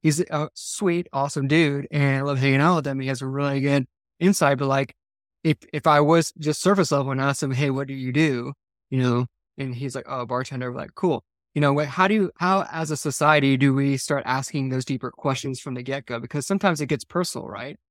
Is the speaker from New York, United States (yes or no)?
no; Georgia, United States; I grew up in Georgia